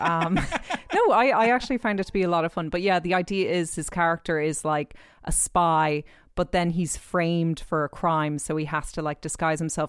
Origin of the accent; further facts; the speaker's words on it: New York, United States; I'm actually from New York myself